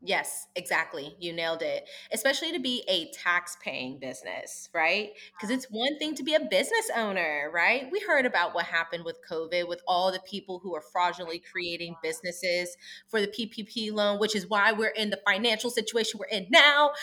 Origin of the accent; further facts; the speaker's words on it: East Coast, United States; I'm from the East Coast